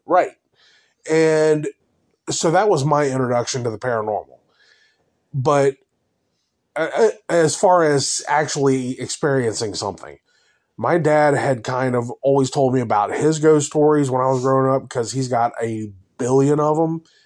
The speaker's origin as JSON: {"language": "English", "town": "Cincinnati", "region": "Ohio", "country": "United States", "tie": "born or raised there", "said": "I grew up in North College Hill in Cincinnati"}